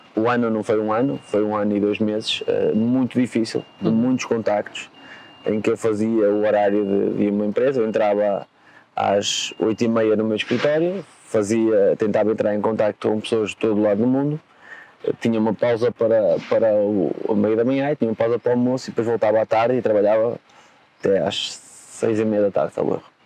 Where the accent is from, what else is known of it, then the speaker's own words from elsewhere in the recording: home town of the Lagoense club, Norte, Portugal; o Lagoense, que é o clube da minha terra natal